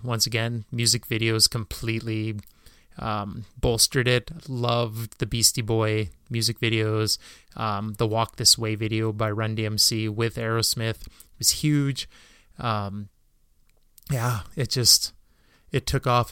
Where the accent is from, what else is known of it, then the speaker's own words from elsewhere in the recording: Canada; being Canadian